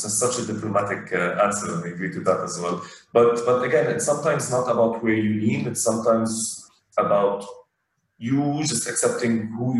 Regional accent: Abu Dhabi, United Arab Emirates; I'm Lebanese. And after conversation, after a while, oh no, but I was born and raised in Abu Dhabi.

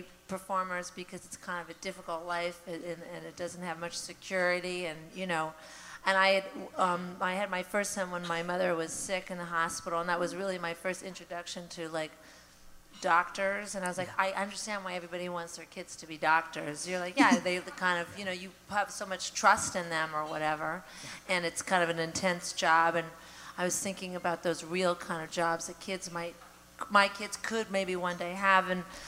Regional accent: Canada; also born or lived in United States / Montreal; I'm a Canadian and an American

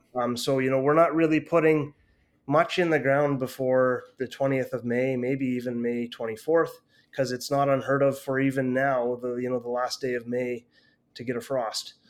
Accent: Canada; a Canadian person

